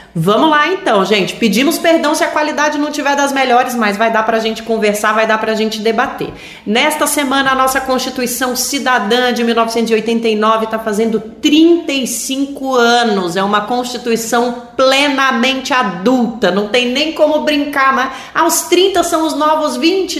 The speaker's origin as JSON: {"language": "Portuguese", "town": "Brasília", "region": "Federal District", "country": "Brazil", "said": "Eu sou de Brasília e eu tinha de 7 para 8, 9 anos em todo esse processo"}